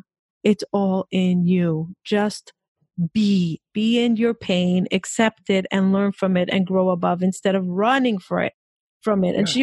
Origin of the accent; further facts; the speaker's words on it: Israel; I'm Israeli. I mean, I grew up in Israel.